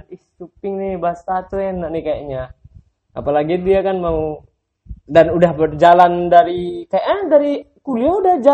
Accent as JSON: {"language": "Indonesian", "town": "Mentawai", "region": "West Sumatra", "country": "Indonesia", "said": "kayak di daerah aku kan Mentawai itu kan punya budaya tato juga"}